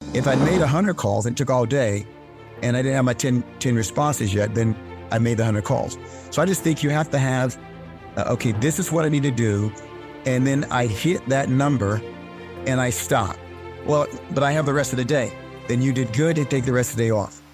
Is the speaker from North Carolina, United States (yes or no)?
yes; North Carolina, United States; I grew up in North Carolina